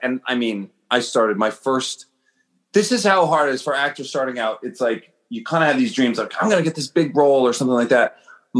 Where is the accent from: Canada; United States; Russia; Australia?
Canada; East Coast; born there; So I was born on the East Coast, so Toronto was the place to go.